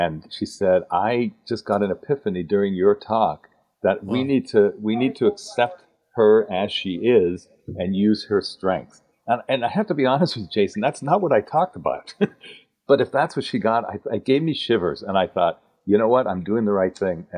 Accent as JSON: {"language": "English", "country": "Canada", "also_born_or_lived": "Dallas, Texas", "accent": "Canadian", "moved": "as an adult", "lives_now": "United States", "said": "you'll notice by the way I talk, I'm a Canadian. I defected to the States, as my dad used to say, almost 30 years ago."}